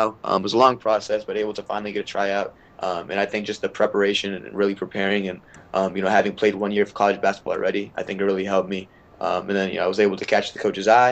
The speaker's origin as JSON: {"language": "English", "region": "Maryland", "country": "United States", "also_born_or_lived": "India (ancestry)", "said": "I'm from Maryland"}